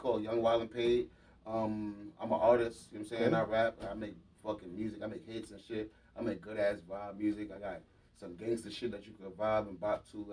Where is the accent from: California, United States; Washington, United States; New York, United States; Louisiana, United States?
New York, United States; New York City; I'm from Harlem